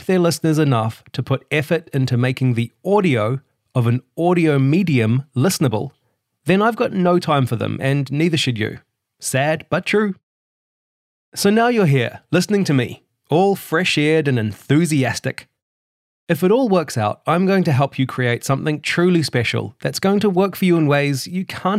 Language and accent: English; Hamilton, Waikato, New Zealand; moved away; was born in Hamilton, New Zealand, in April 1984